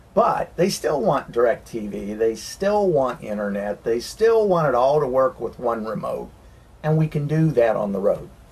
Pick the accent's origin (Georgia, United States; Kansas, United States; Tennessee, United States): Tennessee, United States; As we say in Tennessee